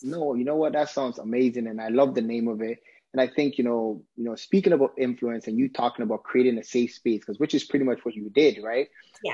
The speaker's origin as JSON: {"language": "English", "country": "Ghana", "said": "I'm Ghanaian, I'm you know African"}